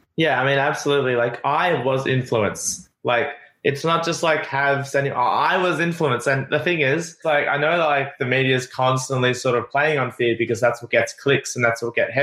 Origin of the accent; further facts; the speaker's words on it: Australia; moved away as an adult; now in Playa del Carmen, Mexico; it's my home country